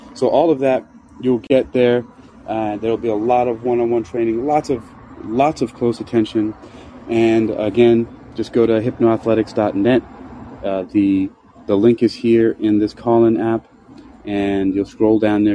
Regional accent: New York City, New York, United States; moved away; also born or lived in Bronx, New York; I was born in Queens, New York, in Jamaica, in Queen, uh, Queens Hospital. I lived in Jamaica, Queens, and then the Bronx

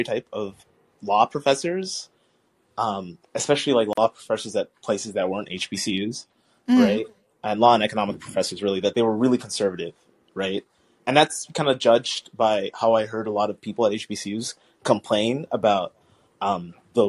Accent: Texas, United States; I grew up in Texas

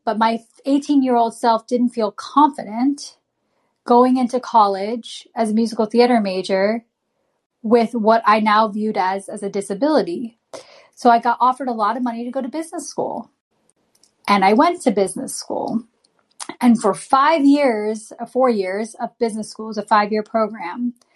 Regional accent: United States; a brown girl growing up in America

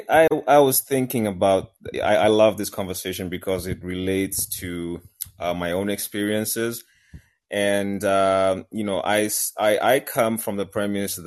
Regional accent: Kenya; moved away; I'm Kenyan

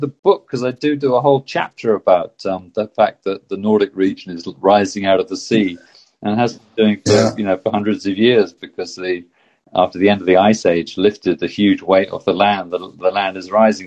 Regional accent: Exeter, South West England, United Kingdom; now in Oslo, Norway; I grew up in Exeter. I was born in Exeter in the southwest of the UK, and that I now live in Oslo in, in Norway

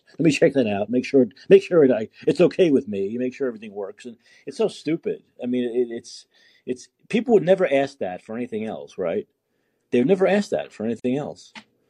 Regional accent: New York, United States; now in San Francisco, United States; Well, I'm from New York originally, but I live in San Francisco now.

